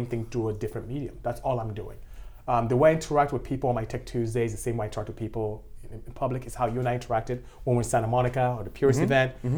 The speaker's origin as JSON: {"language": "English", "country": "Nigeria", "moved": "as an adult", "lives_now": "United States", "said": "As you can tell from how I speak, I'm not from here. I'm from West Africa, I'm from Nigeria to be exact, and I came here to go to school."}